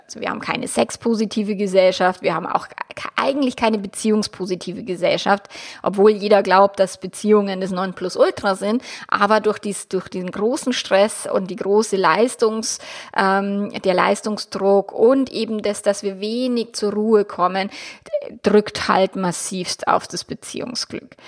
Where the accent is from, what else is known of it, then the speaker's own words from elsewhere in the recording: Germany; bei uns in Deutschland